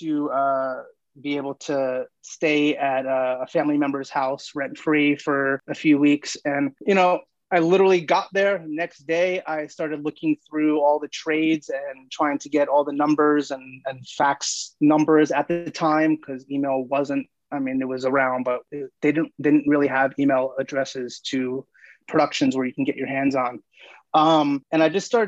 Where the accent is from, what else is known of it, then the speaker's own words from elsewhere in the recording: New York, United States; now in Los Angeles, United States; I was born and raised in New York